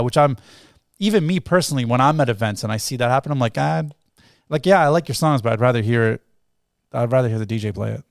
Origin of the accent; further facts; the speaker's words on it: Toronto, Ontario, Canada; also born or lived in England; technically I'm born, like I'm, grew up here